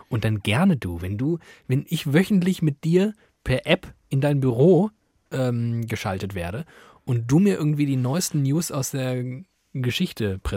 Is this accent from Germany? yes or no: yes; Germany; Ich glaube, sie haben relativ also so ein strukturelles Rassismusproblem, sage ich jetzt als Deutscher.